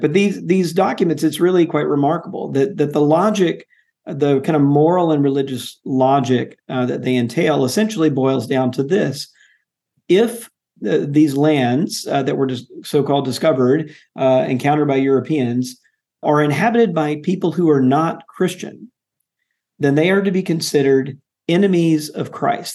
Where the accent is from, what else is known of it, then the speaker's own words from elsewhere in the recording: Jackson, Mississippi, United States; I grew up in Jackson, Mississippi, going to Jackson